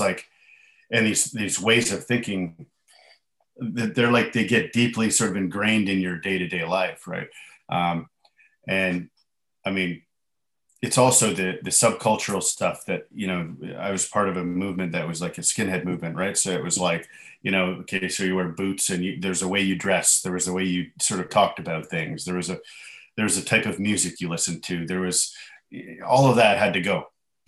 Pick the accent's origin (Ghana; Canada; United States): Canada; I'm Canadian